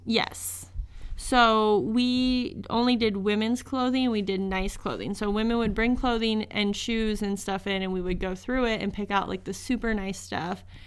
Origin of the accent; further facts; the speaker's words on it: Northeast Nebraska, United States; I am from Northeast Nebraska, right on the border of Iowa